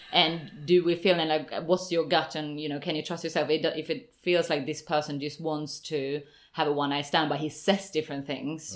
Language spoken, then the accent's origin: English; Sweden; now in London, United Kingdom; I'm from Sweden